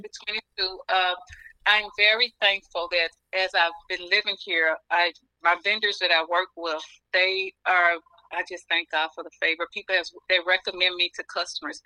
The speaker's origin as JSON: {"language": "English", "region": "the South", "country": "United States", "tie": "born or raised there", "moved": "as an adult", "lives_now": "Pennsylvania, United States", "said": "I was from the South"}